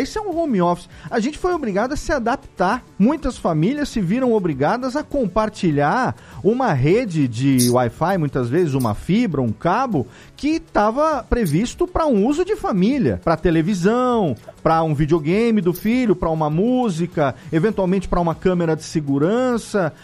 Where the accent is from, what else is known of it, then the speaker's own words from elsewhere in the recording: Serra Negra, São Paulo, Brazil; Eu moro aqui em Serra Negra, aqui no interior de São Paulo, minha terra natal